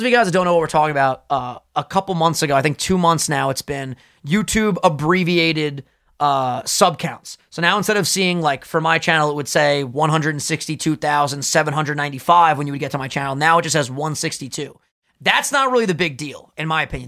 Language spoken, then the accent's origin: English; New York, United States; we're both from New York